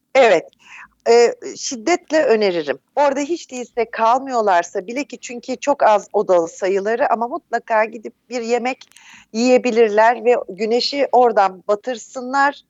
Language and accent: Turkish; Turkey; also born or lived in Netherlands / Izmir